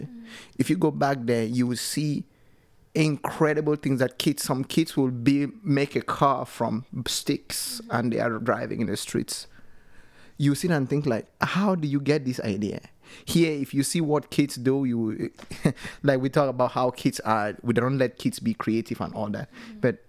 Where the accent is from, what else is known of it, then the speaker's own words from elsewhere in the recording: Cameroon; now in Norway; I'm from Cameroon